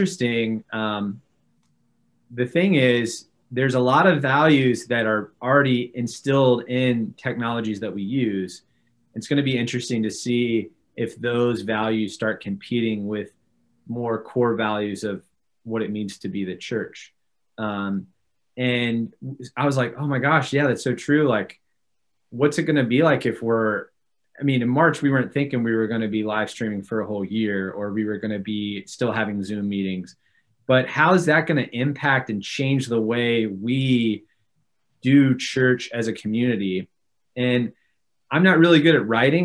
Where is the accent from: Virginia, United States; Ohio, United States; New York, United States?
Virginia, United States; Newport News; moved away as an adult; also born or lived in Atlanta, Georgia; now in St. Louis, United States; born and raised in Newport News, Virginia, near Virginia Beach on the coast